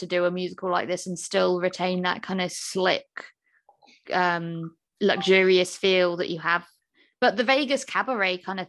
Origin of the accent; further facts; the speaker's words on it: South East England, United Kingdom; now in Birmingham, United Kingdom; So I'm from Kent.